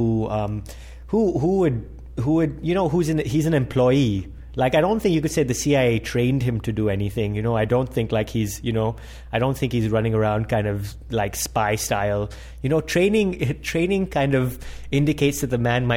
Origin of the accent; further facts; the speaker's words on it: Pakistan; who we grew up watching in Pakistan